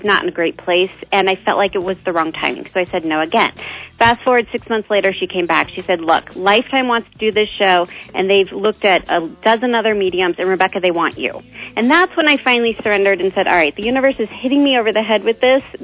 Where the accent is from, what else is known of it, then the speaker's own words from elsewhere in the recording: Omaha, Nebraska, United States; moved away; I have such a strong base in Omaha